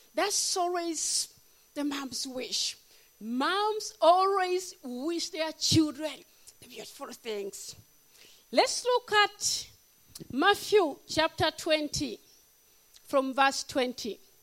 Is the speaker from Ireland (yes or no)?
no; Uganda; moved away; I'm from Africa, Uganda, the power of Africa